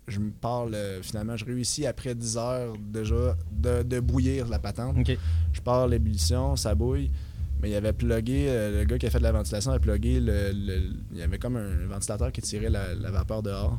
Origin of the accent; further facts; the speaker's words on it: Victoriaville, Quebec, Canada; moved away as an adult; now in Rouyn-Noranda, Canada; Je suis d'origine de Victoriaville, mais j'étais venu ici deux ans